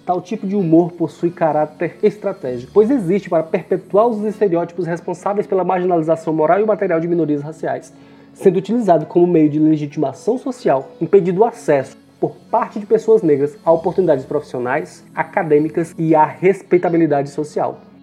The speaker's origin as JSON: {"language": "Portuguese", "region": "Ceará", "country": "Brazil", "said": "Sou cearense, residente no interior do estado do Ceará"}